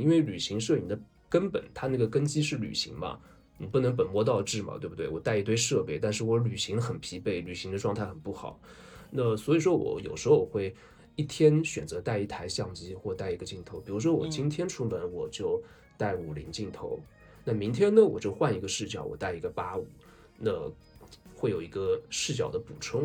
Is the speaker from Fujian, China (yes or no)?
no; Zhejiang, China; 对我们浙江人来说